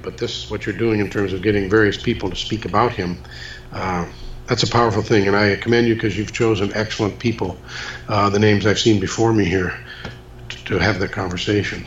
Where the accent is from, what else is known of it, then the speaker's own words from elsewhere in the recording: Muskegon, Michigan, United States; I gave a lecture in my hometown of Muskegon, Michigan